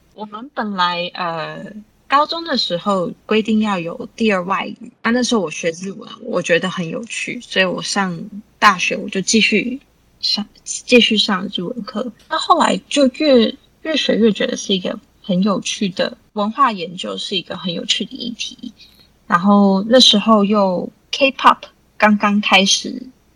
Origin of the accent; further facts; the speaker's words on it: Richmond, British Columbia, Canada; 我是在那里长大的